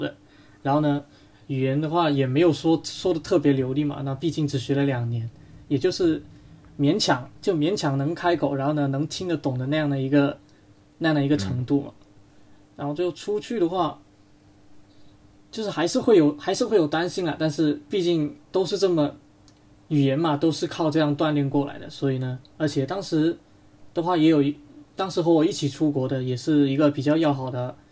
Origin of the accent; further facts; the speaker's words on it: China; 当时办里面除了我们中国人呢